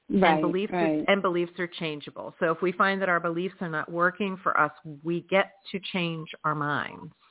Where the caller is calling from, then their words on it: Georgia, United States; I am calling from Georgia.